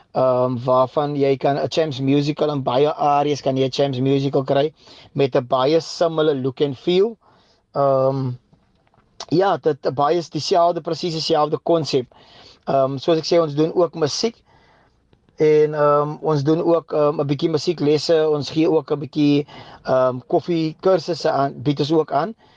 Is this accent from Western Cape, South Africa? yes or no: yes; Bredasdorp, Western Cape, South Africa; now in Eerste River, South Africa; Ek is um van Eersterivier of ek bly tans in Eersterivier. Um gebore in Bredasdorp